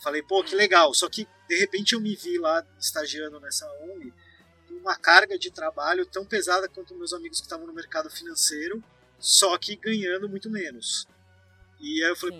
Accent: São Paulo, Brazil; moved away as an adult; also born or lived in Florianópolis; Eu sou de São Paulo e aí de repente eu estava sozinho na minha cidade natal, na casa dos meus pais.

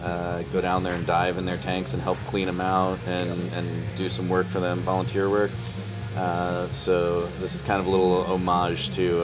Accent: New York City, New York, United States; I've been born and raised in Brooklyn, grew up here a long time

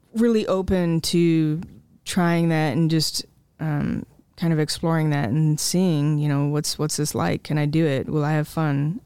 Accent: Jesup, Iowa, United States; also born or lived in Marengo, Iowa; I grew up in Jessup on the small family farm, um, just south of town

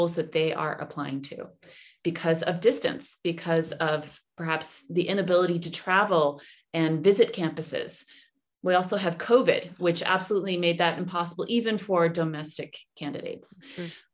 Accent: Rochester, New York, United States; moved away as an adult; also born or lived in Washington, D.C. / Islamabad, Pakistan; now in Berlin, Germany; I grew up in Rochester, New York

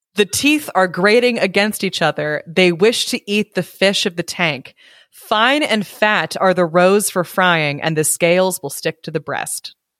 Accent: United States; I'm American

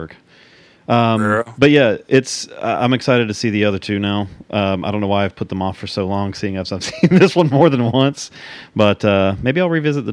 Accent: United States; accent: redneck; my own redneck accent

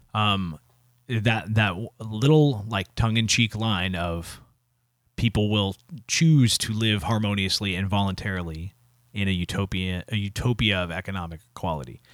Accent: United States

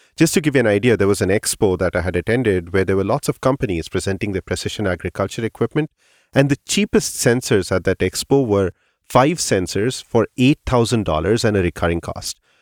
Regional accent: India; moved away; when I was growing up in India

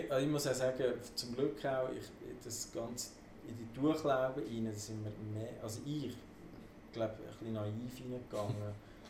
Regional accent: Aargau, Switzerland; Ich kann ja einfach auf Schweizerdeutsch singen. Mhm. Nur ist das einfach als Aargauer irgendwie nicht so verbreitet gewesen

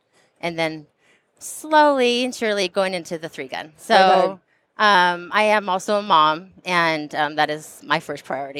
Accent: Southern California, United States; I grew up in Southern California, and it's not the most gun-friendly of states.

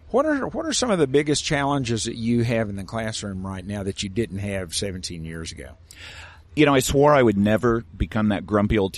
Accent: Broken Arrow, Oklahoma, United States; So I grew up in Broken Arrow, Oklahoma. Mm-hmm. Uh, only child, adopted

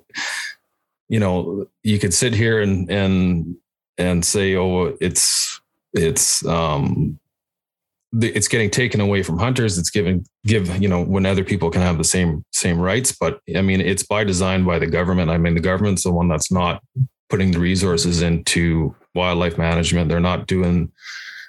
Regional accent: Region 6, British Columbia, Canada; I grew up in Region 6

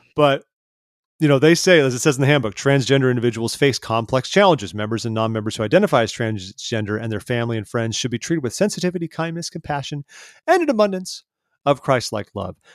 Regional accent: California, United States; as a Californian

